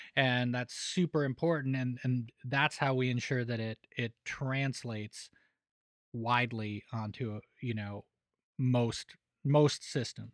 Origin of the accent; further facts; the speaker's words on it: Denver, Colorado, United States; moved away as an adult; also born or lived in Los Angeles; now in Nashville, United States; growing up in Denver